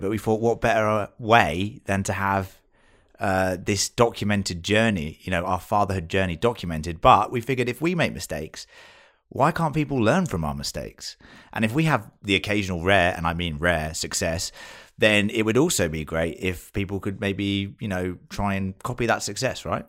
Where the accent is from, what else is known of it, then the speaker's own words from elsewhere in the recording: United Kingdom; accent: British; moved away as an adult; now in Australia; I am British, you can tell from this accent, I'm sure